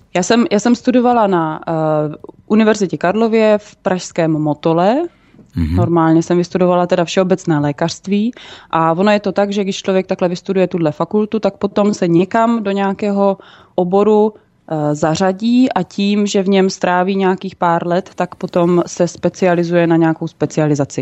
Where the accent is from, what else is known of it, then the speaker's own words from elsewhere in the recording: Brno, South Moravian Region, Czechia; moved away as an adult; now in Central Bohemia, Czechia; jsem byla původně z Brna